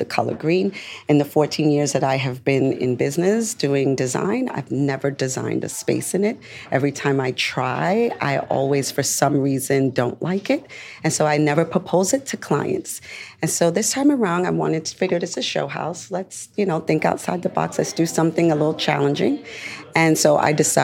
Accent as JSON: {"language": "English", "region": "New York", "country": "United States", "said": "As a New Yorker"}